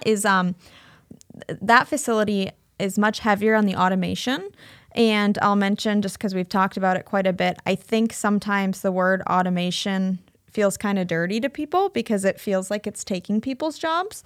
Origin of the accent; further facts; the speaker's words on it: Cedar Rapids, Iowa, United States; moved away as an adult; also born or lived in Bay Area, California / Chicago; I grew up in Cedar Rapids, um, but then I moved out to California